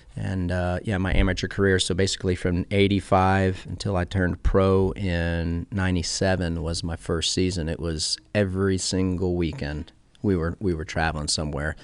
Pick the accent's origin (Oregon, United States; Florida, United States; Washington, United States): Florida, United States; Clearwater; I was born in Clearwater, Florida